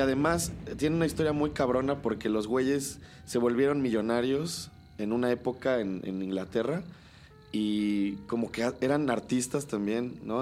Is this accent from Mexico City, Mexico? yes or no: no; Cholula, Puebla, Mexico; Yo sí soy de aquí, ¿no? Pero pues en realidad, o sea, mis papás llegaron a Cholula, siempre vivieron en Puebla, etcétera, etcétera. Pero pues sí he crecido aquí